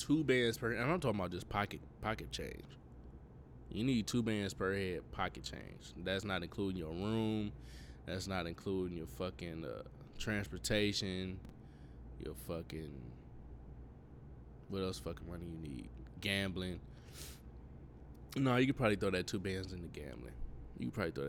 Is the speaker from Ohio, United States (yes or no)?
yes; Cleveland, Ohio, United States; moved away as an adult; now in Florida, United States